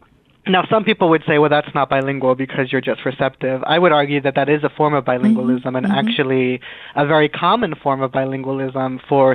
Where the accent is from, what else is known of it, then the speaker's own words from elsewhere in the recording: Philadelphia, Pennsylvania, United States; also born or lived in New York; So I was born and raised in Philadelphia. Mm-hmm. My mother is from Puerto Rico. My father was from Ecuador. And they met in New York and then moved to Philadelphia before I was born. Mm-hmm. So I grew up in Philadelphia.